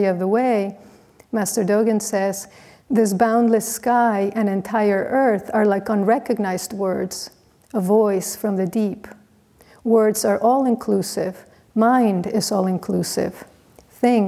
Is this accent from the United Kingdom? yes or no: no; Mexico; moved away as an adult; I was from Mexico